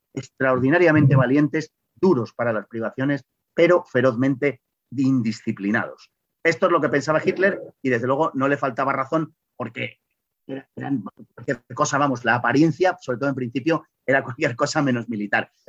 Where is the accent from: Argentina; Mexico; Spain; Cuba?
Spain; como españoles